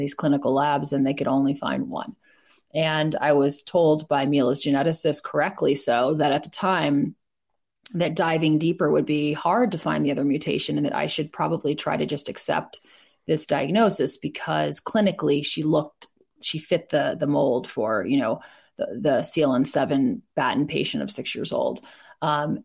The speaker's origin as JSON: {"language": "English", "region": "East Coast", "country": "United States", "tie": "born or raised there", "said": "I grew up on the East Coast"}